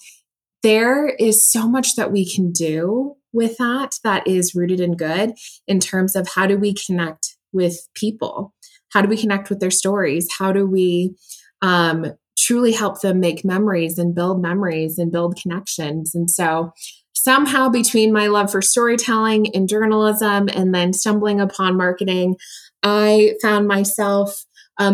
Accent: United States; also born or lived in Taiwan; moved to the US when I was three, grew up in a very, very loving family

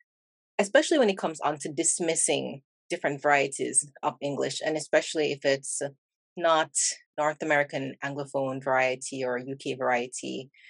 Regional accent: Jamaica; accent: Jamaican; moved away as an adult; now in Japan; growing up in Jamaica, this is a term that I heard a lot and a lot about our own Creole language, which is English-based, but it is a completely separate language.

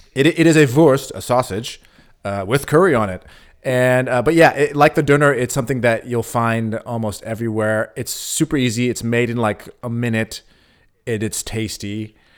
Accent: California, United States; now in Berlin, Germany; I grew up in California

